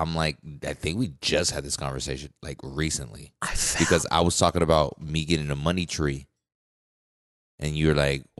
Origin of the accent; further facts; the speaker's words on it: United States; because we're American